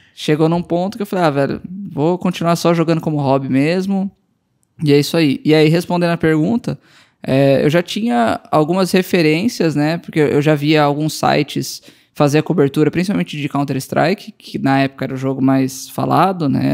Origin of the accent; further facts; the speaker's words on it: Campo Grande, Mato Grosso do Sul, Brazil; moved away as an adult; also born or lived in Bragança Paulista / Goiânia; eu fui morar em Campo Grande com cinco anos e fiquei lá até. Fiz faculdade lá, formei